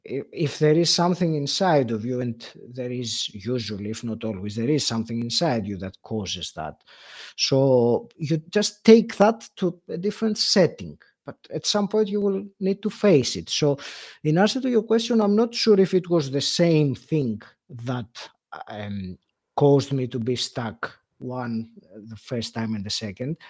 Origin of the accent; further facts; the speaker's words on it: Greece; moved away as an adult; also born or lived in England; now in United Kingdom; I moved from, uh, Greece, my home country, to England, and that was something that I did in my mid-thirties